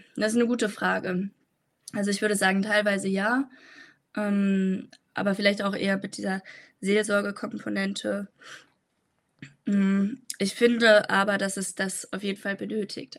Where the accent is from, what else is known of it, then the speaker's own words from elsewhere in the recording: Frankfurt am Main, Hesse, Germany; also born or lived in Tübingen; bin eigentlich aus Frankfurt am Main und pendle immer hin und her.